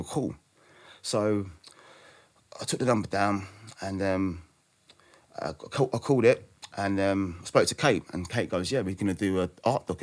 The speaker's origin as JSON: {"language": "English", "country": "United Kingdom", "said": "I'm British. I'm Black British."}